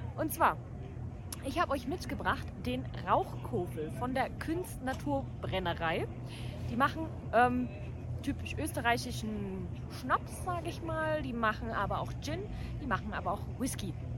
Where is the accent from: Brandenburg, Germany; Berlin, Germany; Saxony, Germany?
Saxony, Germany; Dresden; ich bin ja Dresdnerin